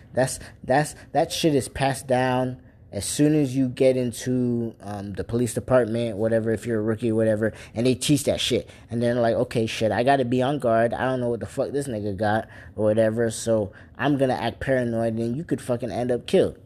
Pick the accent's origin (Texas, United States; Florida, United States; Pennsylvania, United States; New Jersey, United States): Florida, United States; Port St. Lucie; I'm from Port St. Lucie, Florida